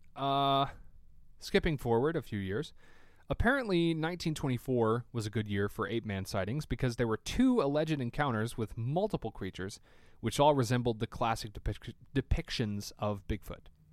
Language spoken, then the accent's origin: English; Tennessee, United States; I'm from Tennessee